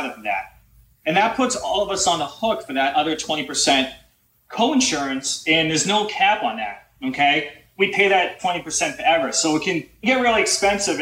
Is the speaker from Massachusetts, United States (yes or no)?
yes; Boston, Massachusetts, United States; I'm from the Boston area